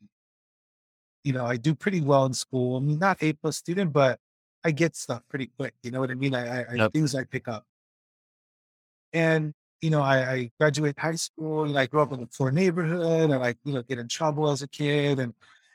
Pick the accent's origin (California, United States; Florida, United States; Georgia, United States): California, United States; Los Angeles; I was born in Hollywood, California.